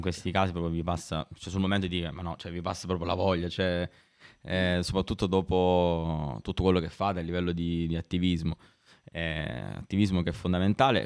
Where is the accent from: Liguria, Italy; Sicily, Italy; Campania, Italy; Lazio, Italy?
Sicily, Italy; io sono siciliano come te, ma non, non sono nato al nord